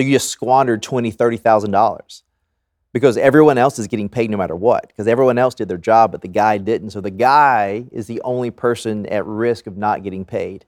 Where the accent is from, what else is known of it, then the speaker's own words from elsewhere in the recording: the South, United States; growing up in the South